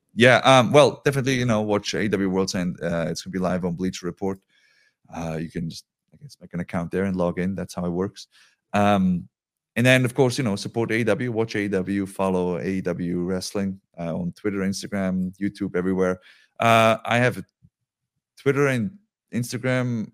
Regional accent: Switzerland; moved away

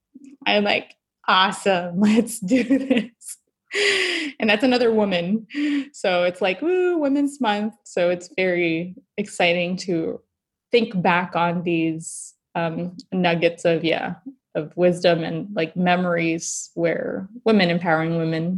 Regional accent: Philippines; My husband's Belgian, I'm Filipina. We're bringing together, you know, all things about chocolate from the Philippines and Belgium.

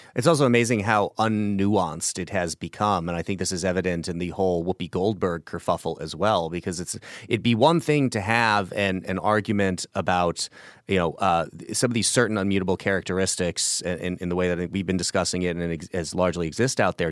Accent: Illinois, United States; My home state of Illinois

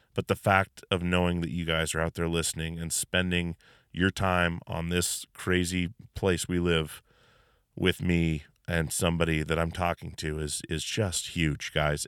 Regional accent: Alaska, United States; now in Washington, United States; we're from Alaska

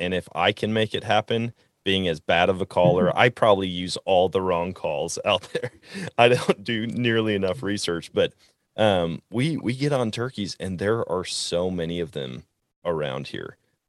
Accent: Wisconsin, United States; I grew up in Wisconsin hunting white-tailed deer, getting covered in blaze orange

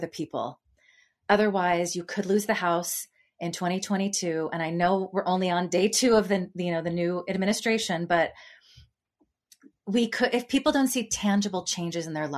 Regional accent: Petaluma, California, United States; now in San Francisco, United States; I grew up in Petaluma, California

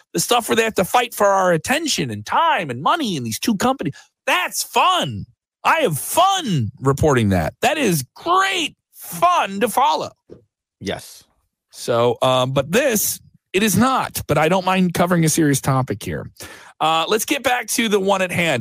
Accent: Chicago, Illinois, United States; I'm from Chicago.

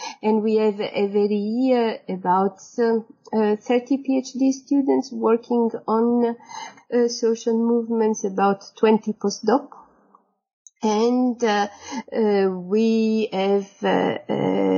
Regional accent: Sicily, Italy; moved away as an adult; also born or lived in Paris / Florence / Bologna / Berlin; I come from Sicily, I moved to Paris for my master a long time ago

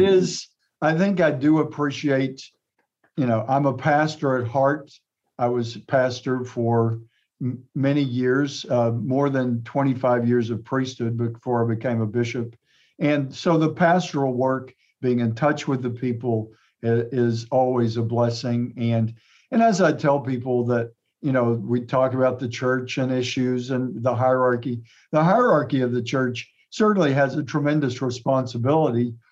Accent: Atlanta, Texas, United States; born or raised there; also born or lived in Fredericksburg, Texas / Texarkana, Texas; now in Tyler, United States

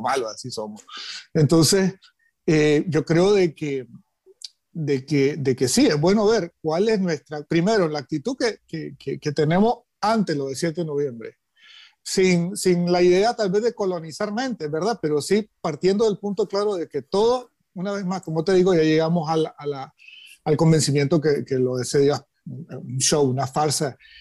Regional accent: Nicaragua; como nicaragüenses

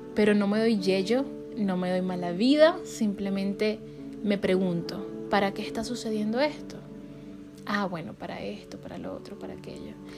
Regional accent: Venezuela; now in United States; siendo venezolana

